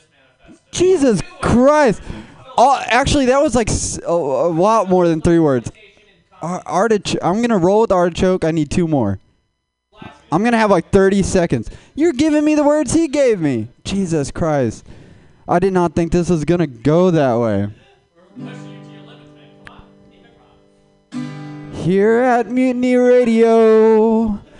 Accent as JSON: {"language": "English", "region": "Texas", "country": "United States", "moved": "as an adult", "lives_now": "California, United States", "said": "I'm from Texas"}